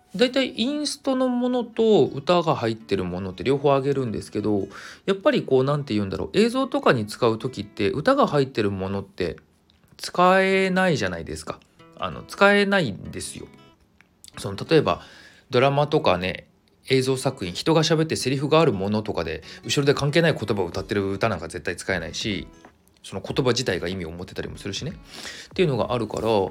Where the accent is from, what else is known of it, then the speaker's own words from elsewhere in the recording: Kawagoe, Saitama, Japan; 地元が埼玉の川越なんですよ。